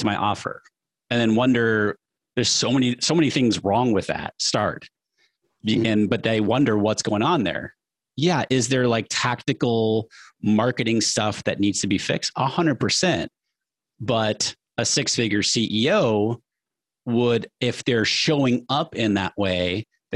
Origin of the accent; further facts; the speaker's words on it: New Hampshire, United States; I grew up middle class in New Hampshire.